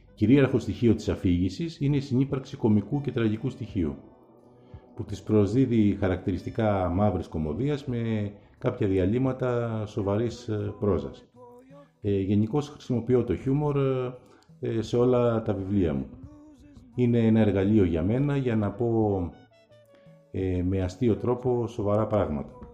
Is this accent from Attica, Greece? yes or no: yes; Athens, Attica, Greece; είναι και η πόλη μου η Αθήνα που τη γνωρίζω πολύ καλά